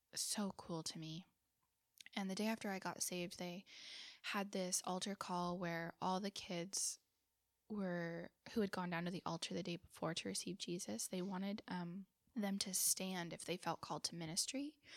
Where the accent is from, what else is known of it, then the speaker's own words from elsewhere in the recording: Southern California, United States; now in Fremont, United States; I grew up in Southern California